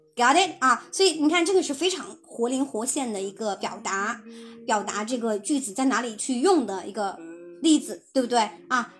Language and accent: Chinese; China; 我们就是中国人哈，我们其实在汉语当中是没有那么多的